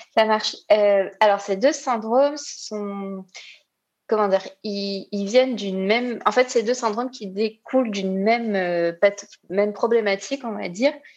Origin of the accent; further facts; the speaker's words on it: Réunion; je viens de l'île de la Réunion